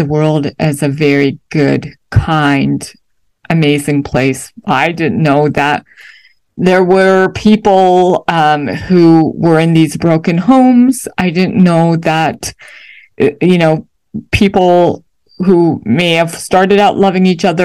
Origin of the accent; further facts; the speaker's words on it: Toronto, Ontario, Canada; moved away as an adult; now in United States; Though I am American by birth, you know, my parents had moved to Canada when I was young